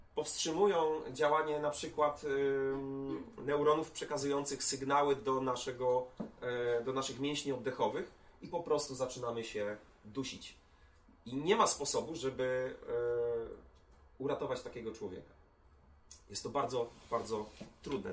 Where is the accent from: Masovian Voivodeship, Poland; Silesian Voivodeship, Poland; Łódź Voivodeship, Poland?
Łódź Voivodeship, Poland; Łódź; mojego rodzinnego miasta, czyli Łodzi.